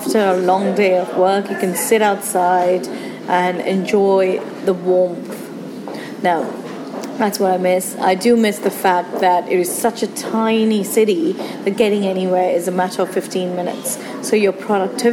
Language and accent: English; India; moved away as an adult; also born or lived in Singapore; now in United Kingdom; I was born and raised in India